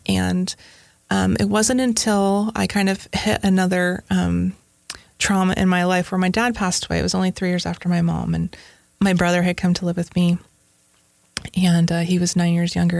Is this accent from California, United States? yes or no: yes; Northern California, United States; also born or lived in Silicon Valley, California; now in Tennessee, United States; I grew up in Northern California